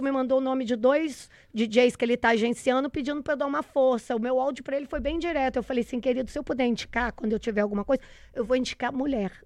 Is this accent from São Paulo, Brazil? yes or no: no; Minas Gerais, Brazil; moved away; eu saí de Minas tentando fazer jornalismo